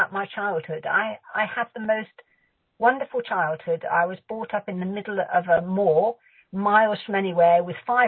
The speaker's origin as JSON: {"language": "English", "region": "South West England", "country": "United Kingdom", "also_born_or_lived": "Bradford-on-Avon / Lymington", "said": "I'm from the southwest of England"}